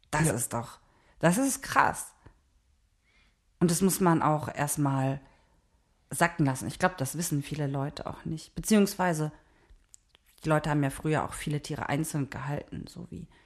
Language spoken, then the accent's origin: German; Neuss, North Rhine-Westphalia, Germany; now in Berlin, Germany; ich komme ja eigentlich aus Neuss, aus dem Rheinland. So, da haben wir gelebt.